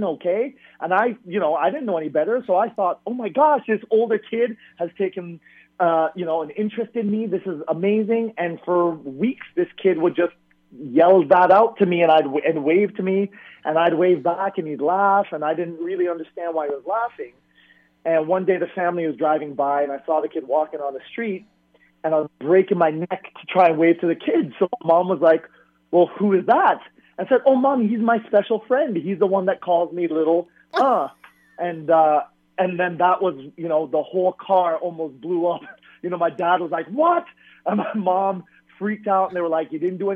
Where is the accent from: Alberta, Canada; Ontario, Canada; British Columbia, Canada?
Ontario, Canada; Toronto; I grew up in Toronto